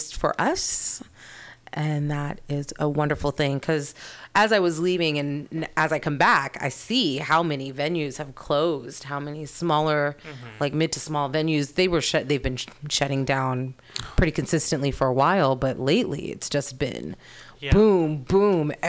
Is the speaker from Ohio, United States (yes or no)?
no; East Bay, San Francisco Bay Area, California, United States; also born or lived in Paris; I'm a Bay Area native. I grew up in the East Bay.